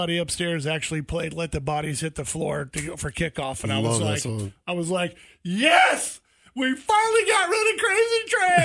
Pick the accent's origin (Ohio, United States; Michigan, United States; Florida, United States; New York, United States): Florida, United States; I grew up in Florida